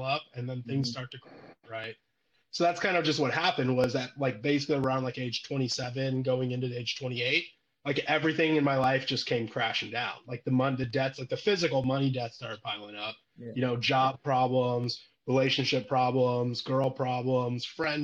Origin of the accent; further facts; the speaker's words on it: Illinois, United States; moved away as an adult; also born or lived in California; now in Nashville, United States; I'm born and raised in Illinois, in a college town